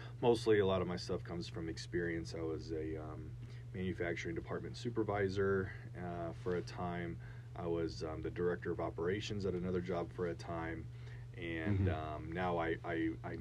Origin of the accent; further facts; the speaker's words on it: Arizona, United States; we're both actually from Arizona